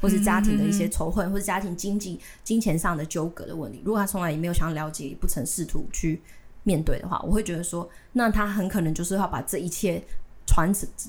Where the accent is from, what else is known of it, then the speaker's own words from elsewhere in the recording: Tainan, Taiwan; 我离我我我生在台南，住在台南，但是我。几年五年前，我就是一些原因，然后我讨论跟家里讨论，我决定自己搬出来住